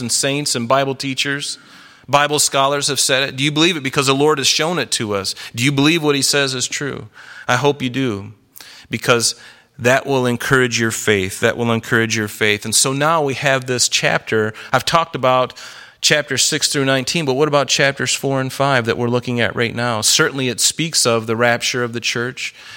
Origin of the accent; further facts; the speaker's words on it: the South, United States; I grew up in the South